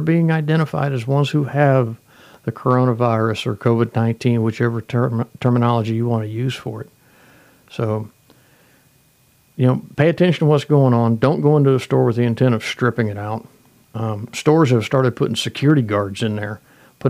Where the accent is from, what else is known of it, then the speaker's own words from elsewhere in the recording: United States; We're all American citizens. We all live here in the United States